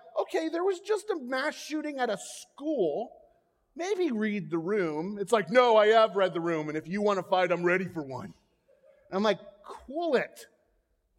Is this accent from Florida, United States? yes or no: yes; Florida, United States; I grew up in Florida